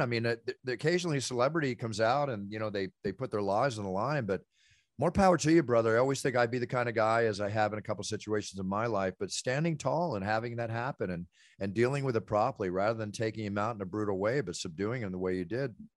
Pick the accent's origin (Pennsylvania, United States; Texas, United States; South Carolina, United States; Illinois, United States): Texas, United States; Dallas; also born or lived in Oklahoma / Philadelphia; I'm a Texas boy. I was born in Oklahoma for, lived there for nine months, you know, until I was almost one and moved to Texas